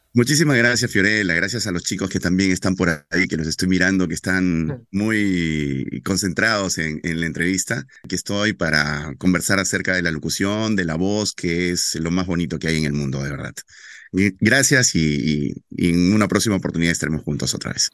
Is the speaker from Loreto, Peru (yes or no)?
yes; Loreto, Peru; ser el primer locutor adolescente en mi tierra, en locutar noticias para un para el noticiero más importante de la Amazonía, que se llama El Loretano